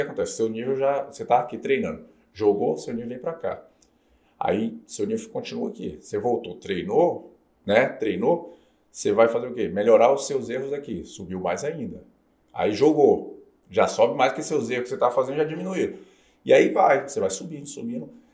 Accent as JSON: {"language": "Portuguese", "town": "Brasília", "region": "Federal District", "country": "Brazil", "also_born_or_lived": "João Pessoa", "moved": "as an adult", "said": "joguei em Brasília, comecei em Brasília, ah. sou de Brasília."}